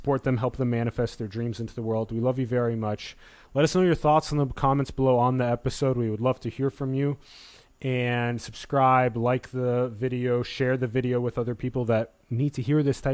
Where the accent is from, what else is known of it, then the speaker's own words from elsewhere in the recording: Sioux Falls, South Dakota, United States; moved away; I'm from Sioux Falls, and I did 17 winters.